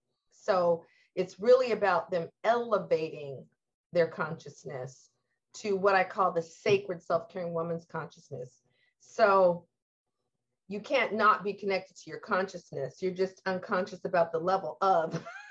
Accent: Lacey, Washington, United States; growing up in Lacey, we had an older house

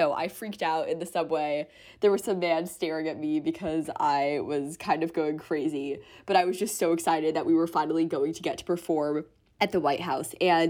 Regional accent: New York City, New York, United States; I grew up in New York City

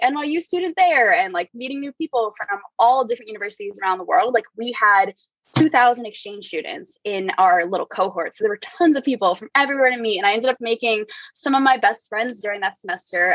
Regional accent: New Jersey, United States; moved away as an adult; also born or lived in New York City; now in San Francisco, United States; I'm currently in San Francisco, but I'm born and raised in New Jersey, spent most of my past few years in New York City

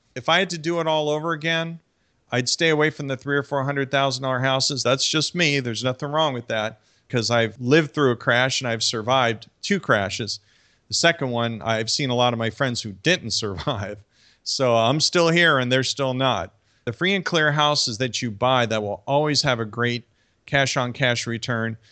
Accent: New York City, New York, United States; moved away; my hometown area of, like, New York City

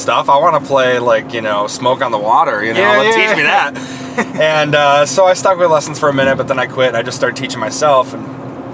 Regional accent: Saginaw, Michigan, United States; now in Toledo, United States; I'm from Saginaw, Michigan, which is probably 2 hours north up into Michigan from Toledo

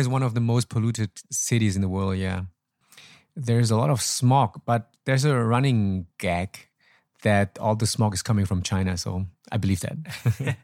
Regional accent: Troisdorf, North Rhine-Westphalia, Germany; English is a second language; moved away as an adult; also born or lived in Laos / Hanoi, Vietnam; now in Ho Chi Minh City, Vietnam; I was born in Laos. My parents moved uh, when I was four to Germany. Actually, we were boat people and then I grew up there, living there for 33 years

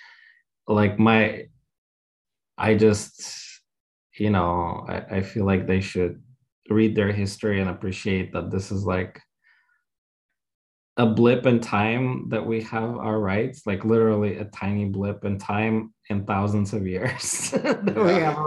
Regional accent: Russia; moved away; growing up in Russia, we were sort of stuck 50 years ago

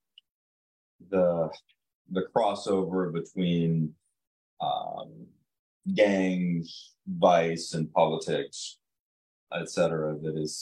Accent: Peoria County, Illinois, United States; I grew up in Peoria County

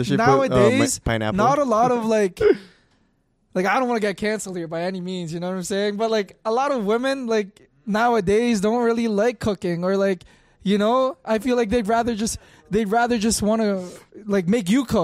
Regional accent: Philippines; Bro, we're Filipino too.

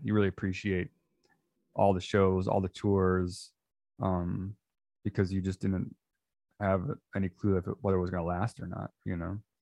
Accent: outside of Chicago, Illinois, United States; I grew up outside of Chicago

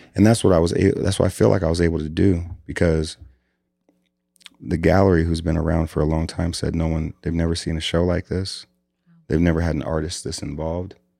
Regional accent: Des Moines, Iowa, United States; born and raised in Des Moines, Iowa.

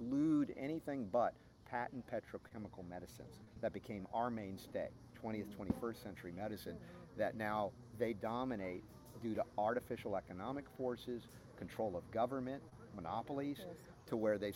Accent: Georgia, United States; growing up in Georgia

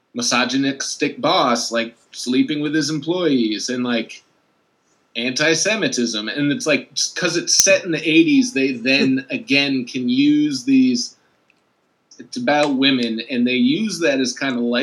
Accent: Champaign, Illinois, United States; That's you again. I'm from Champaign.

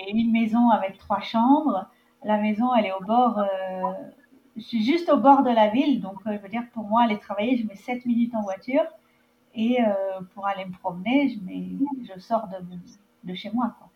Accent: France; moved away as an adult; now in Namibia; je suis française, expatriée en Namibie depuis 9 ans

